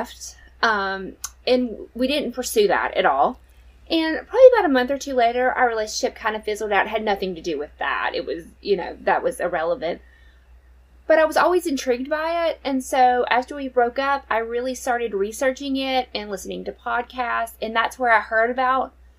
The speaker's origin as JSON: {"language": "English", "region": "Southeast U.S.", "country": "United States", "tie": "born or raised there", "said": "I'm originally from the Southeast U.S."}